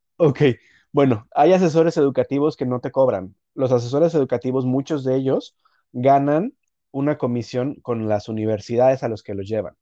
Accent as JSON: {"language": "Spanish", "country": "Mexico", "moved": "yes", "lives_now": "Canada", "said": "de México."}